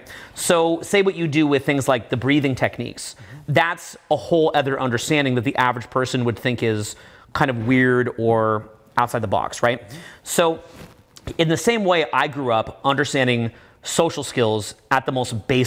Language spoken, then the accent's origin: English; Canada; I'm from Canada, I got into one of the best schools in my country